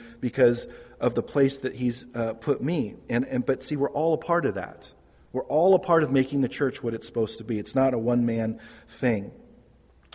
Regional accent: Modesto, California, United States; I was raised in Modesto

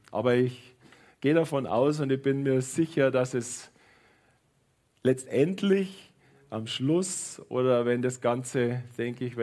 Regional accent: Munich, Bavaria, Germany; ich bin in München aufgewachsen und ich bin äh, ich bin liebend gern immer am Münchner Fiktualienmarkt gewesen.

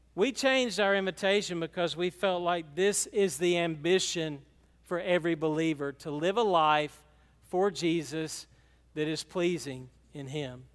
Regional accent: Franklin, Georgia, United States; We were from Franklin

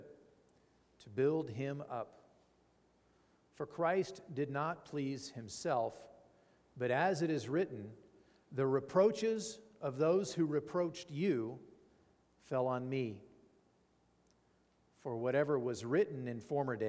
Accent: Fallon, Nevada, United States; I grew up here in Fallon

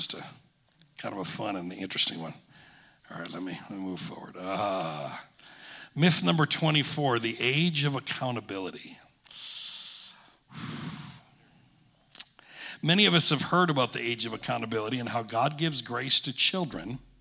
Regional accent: Alpena, Michigan, United States; also born or lived in Bay City, Michigan; When I was 10 years old, my family, we moved from Alpena, Michigan to Bay City. My dad pastored eight and a half, nine years in Alpena.

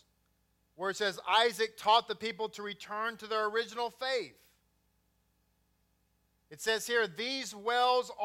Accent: Grapevine, Texas, United States; also born or lived in Bedford, Texas; Grew up in Grapevine

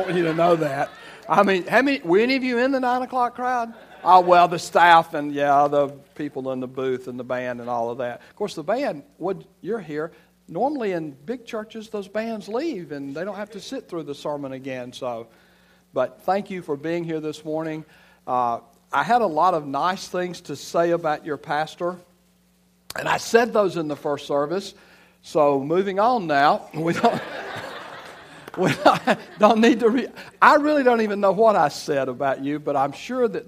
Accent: Elba, Alabama, United States; moved away as an adult; also born or lived in Florida; I'm from Elba, Alabama, and I grew up in Alabama

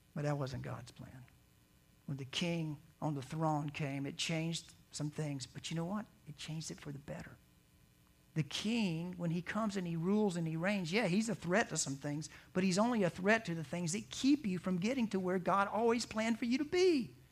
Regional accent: the South, United States; growing up in the South

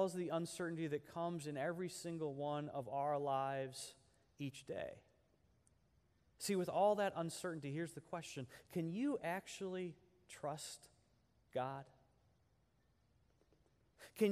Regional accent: United States; us as American Christians

